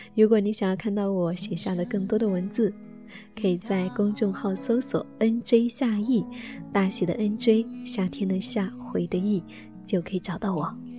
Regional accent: the South, southern China, China; also born or lived in Shanghai; now in Jinan, China; 作为一个南方人

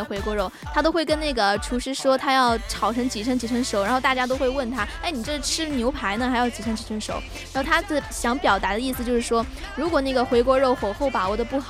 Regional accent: Chongqing, China; 豆瓣就是我们重庆那边的。

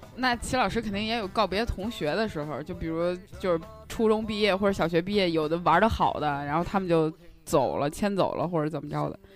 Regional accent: Shanxi, China; moved away as an adult; now in Beijing, China; 我从山西来到北京了之后

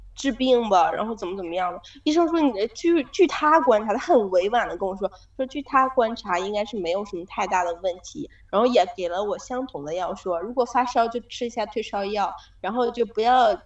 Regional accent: Inner Mongolia, China; moved away as an adult; now in Japan; 因为我们是来自于内蒙古啊，本身就是冷的

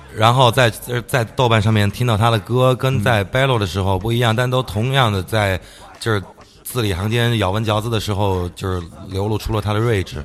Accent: Jiangyou, Sichuan, China; 我出生在一个小的城市，嗯。那个城市叫江油

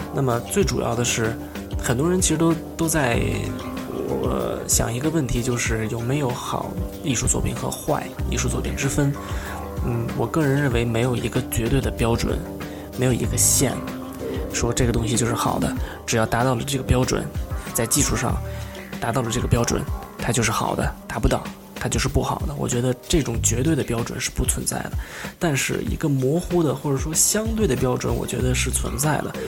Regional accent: Beijing, China; moved away as an adult; now in New York, United States; 我就是个北京人，现在在纽约

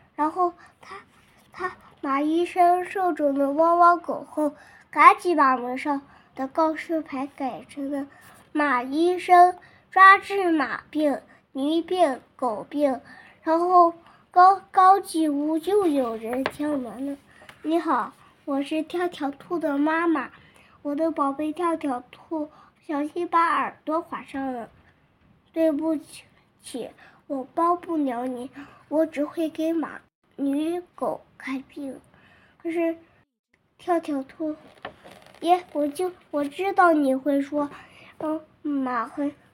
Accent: Weinan, Shaanxi, China; 我是来自陕西渭南的小朋友

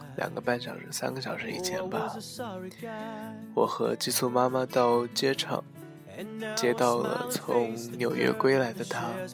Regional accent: China; 作为一个中国人

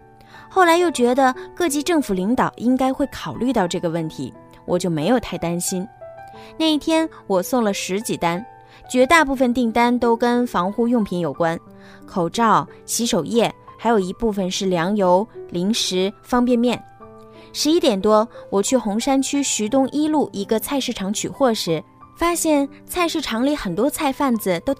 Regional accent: Hubei, China; now in Wuhan, China; 我老家是鄂西北的，今年春节因为有事要处理，我没打算回家。

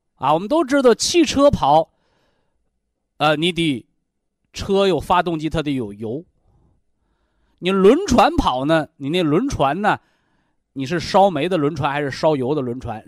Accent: China; 我们中国人呐，常说叫文以载道

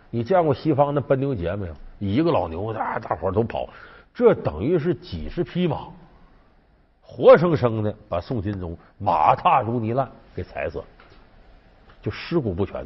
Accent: Heilongjiang, China; 我是黑龙江人呢，很早我就去过依兰

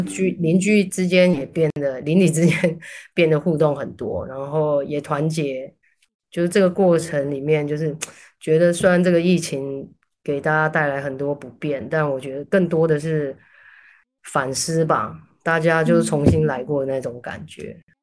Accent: Taiwan; moved away; 哦，对，我是台湾人

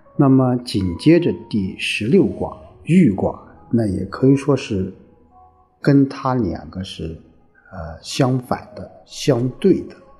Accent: China; 我们中国人

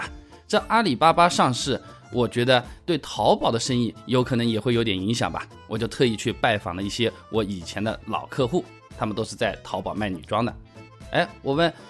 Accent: Hangzhou, Zhejiang, China; 啊，我打给你的，我是杭州的。

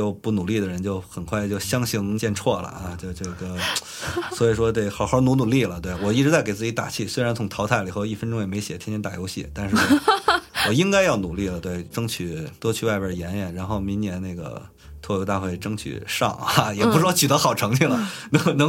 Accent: Beijing, China; accent: Beijing; 为说白了就是有人喜欢北京口音，但是有人就不喜欢，你知道吧？因为我觉得我不是口音特别重的那种，但是

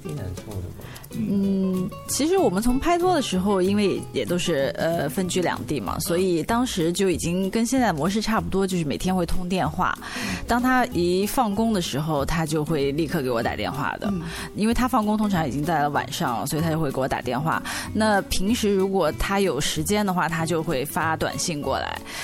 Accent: China; 因为我是大陆的

